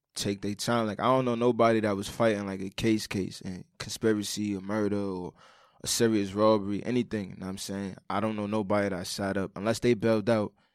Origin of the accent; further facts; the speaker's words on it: New York City, New York, United States; I'm from Brooklyn, of course